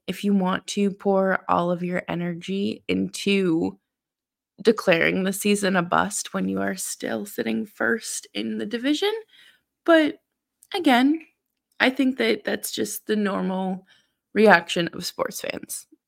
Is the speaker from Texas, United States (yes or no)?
no; Boston, Massachusetts, United States; moved away; I'm originally from Boston and, uh, grew up a Bruins fan